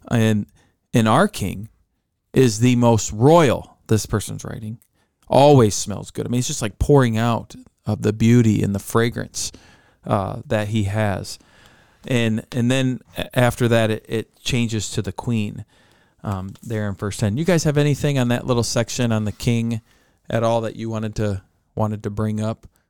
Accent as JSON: {"language": "English", "country": "United States", "tie": "born or raised there", "said": "Growing up in America"}